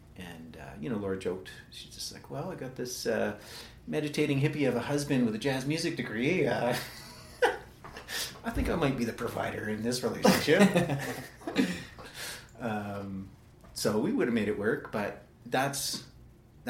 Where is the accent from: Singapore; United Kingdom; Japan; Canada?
Canada; Calgary, Alberta; born and raised in Northwest Calgary